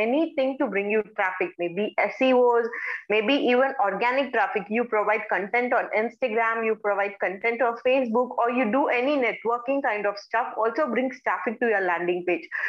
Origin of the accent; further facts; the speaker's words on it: India; I'm from India.